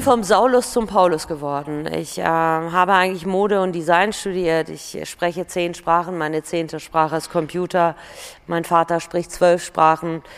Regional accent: Germany; also born or lived in Iran; ich bin mit acht nach Deutschland gekommen, ich bin Europäerin, ich bin Deutsche, ich bin Perserin

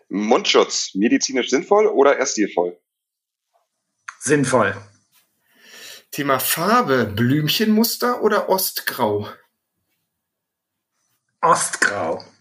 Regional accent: Bochum, North Rhine-Westphalia, Germany; und ich komme aus Bochum.

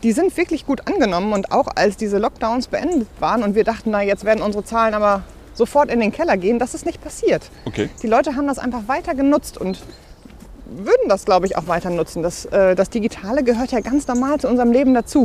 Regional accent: Bochum, North Rhine-Westphalia, Germany; ich bin natürlich kirchlich sozialisiert aufgewachsen in Bochum-Wattenscheid

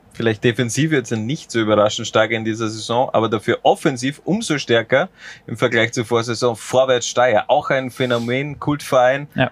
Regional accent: near Lafnitz, Styria, Austria; ich bin da in der Nähe aufgewachsen

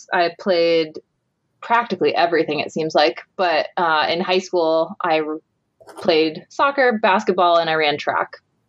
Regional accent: Kokomo, Indiana, United States; also born or lived in West Lafayette, Indiana; I grew up in Kokomo, Indiana, which is about an hour east of Purdue.

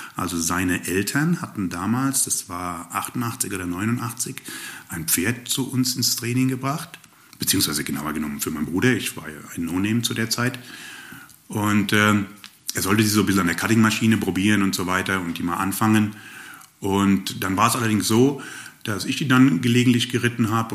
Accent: Rhine-Main area, Hesse, Germany; moved away as an adult; also born or lived in Upper Swabia, near Ravensburg; now in Ravensburg area, Germany; ursprünglich bin ich aufgewachsen im Rhein-Main-Gebiet

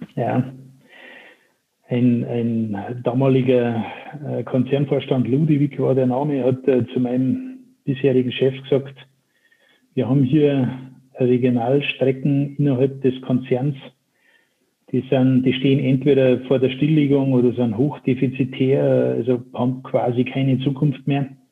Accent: Chiemsee, Upper Bavaria, Germany; ihr werdet meiner Sprache entnehmen können, dass ich kein gebürtiger Hamburger bin, sondern äh, eher weit, weiter südlich äh, das Licht der Welt erblickt habe, in Oberbayern, um genau zu sein, am Chiemsee.

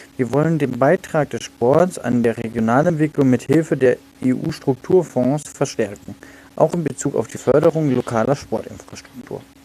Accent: Kehl, Baden-Württemberg, Germany; in meiner Heimatstadt Kehl

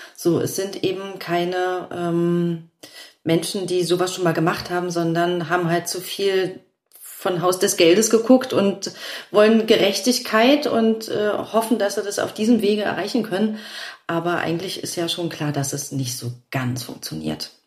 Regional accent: Rüdersdorf, Brandenburg, Germany; also born or lived in Berlin; ich bin ja auch, auch in Berlin aufgewachsen

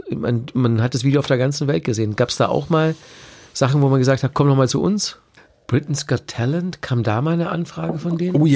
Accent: Bavaria, Germany; Ja, wir hatten ja nichts als Kinder in Bayern.

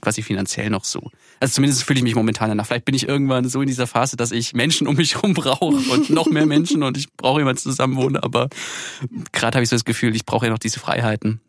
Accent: Erlangen, Bavaria, Germany; moved away as an adult; zu Hause geblieben äh, in Erlangen, also wo ich herkomme

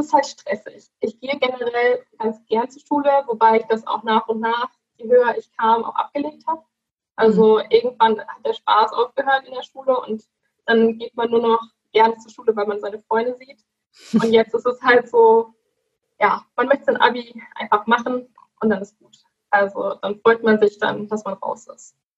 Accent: Dorsten, North Rhine-Westphalia, Germany; ich komme aus Dorsten, aus der kleinen Stadt

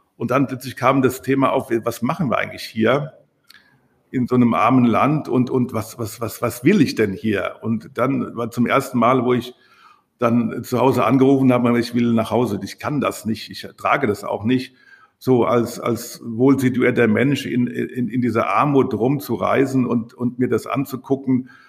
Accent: Rockenhausen, Rhineland-Palatinate, Germany; moved away; also born or lived in Berlin; da geboren im Krankenhaus, so wie ich auch

